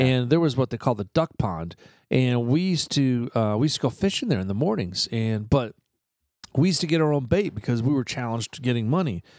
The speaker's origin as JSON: {"language": "English", "town": "Eatontown", "region": "New Jersey", "country": "United States", "tie": "born or raised there", "moved": "yes", "said": "where I grew up in New Jersey, uh, Fort Monmouth in Eaton Town"}